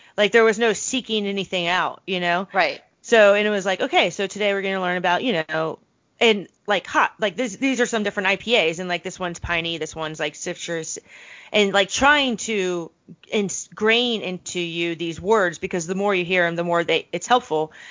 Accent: Richmond, Virginia, United States; I'm from Richmond, Virginia

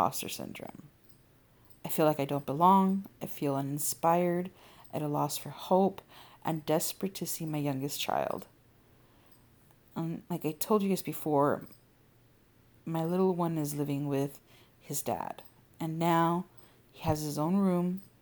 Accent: California, United States; my home state of California

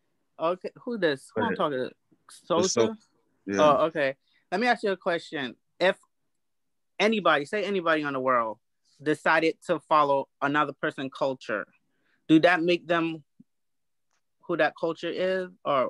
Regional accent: England, United Kingdom; That's like calling me English. I'm English.

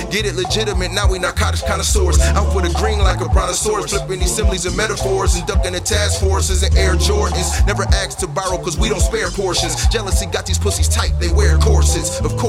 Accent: Buffalo, New York, United States; And yes, I'm from Buffalo, New York.

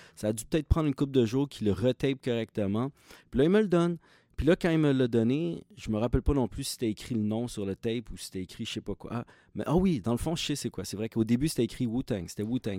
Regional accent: Repentigny, Quebec, Canada; also born or lived in Montreal; Moi, dans ce temps-là, j'habitais à Repentigny.

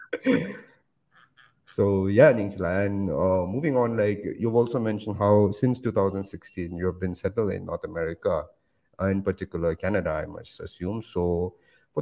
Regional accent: Ooty, Tamil Nadu, India; moved away; I was born in Uti. Like it's like a small Tibetan community is there

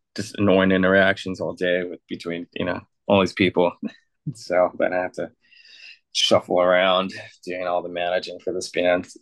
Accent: San Diego, California, United States; now in Mexico; I grew up in San Diego.

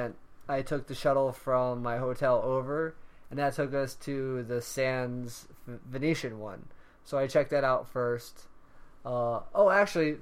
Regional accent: the South, United States; we're both from the South

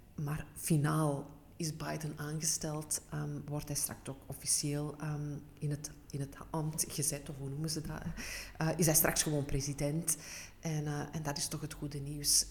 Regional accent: Antwerp, Flanders, Belgium; Ik ben een echte Antwerpse.

